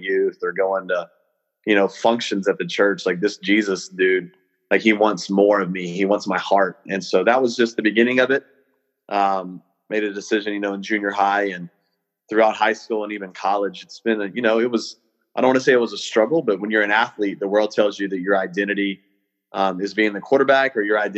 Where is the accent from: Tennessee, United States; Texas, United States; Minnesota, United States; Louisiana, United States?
Texas, United States; Hereford; I grew up in Hereford, Texas, a little small cattle town up in the Texas Panhandle.